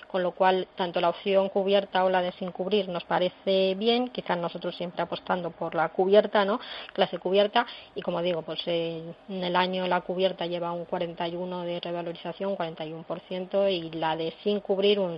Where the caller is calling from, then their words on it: Valladolid, Castile and León, Spain; llamo de Valladolid